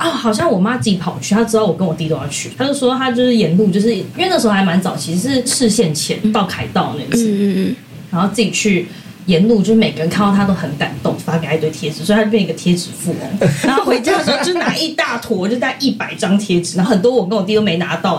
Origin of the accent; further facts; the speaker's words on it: Taipei, Taiwan; 我们都是台北人，就是我妈是三重人，就过一个桥就到了